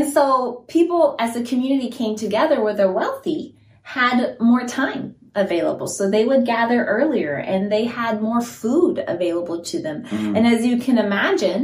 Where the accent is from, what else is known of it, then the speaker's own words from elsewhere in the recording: Guinea; moved away; I grew up in Guinea, West Africa